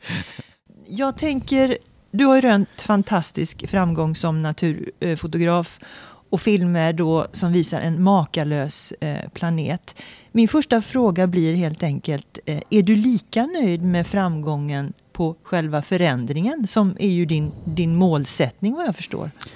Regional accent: Sweden; som vanlig svensk medborgare

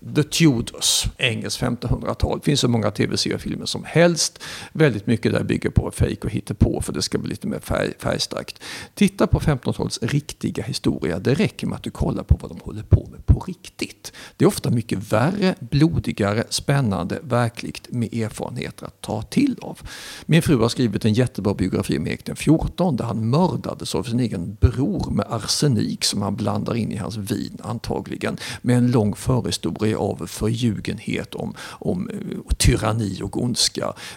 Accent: Sweden; sitter jag och skryter som svensk

